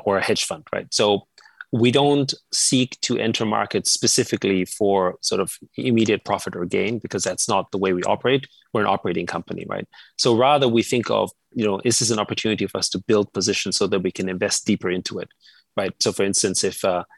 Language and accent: English; Vienna, Austria; moved away; I grew up in Austria, in Vienna